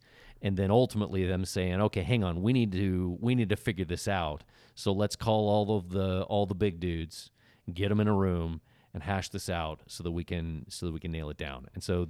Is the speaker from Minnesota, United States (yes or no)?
no; Oklahoma, United States; I'm from Oklahoma